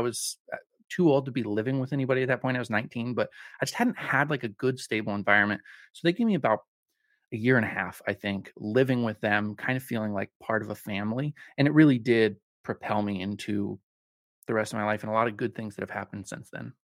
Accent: Colorado, United States; also born or lived in Spokane, Washington; I'm from Colorado. I, I'm a, a native Coloradan

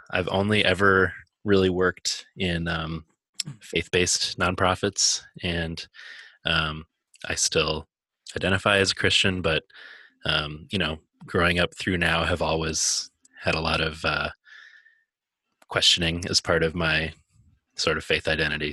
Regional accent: Minnesota, United States; now in Chicago, United States; I grew up in Minnesota with Eric, but live in Chicago now.

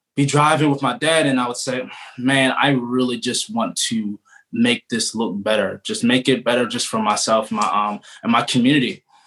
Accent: Baltimore, Maryland, United States; I am originally from Baltimore

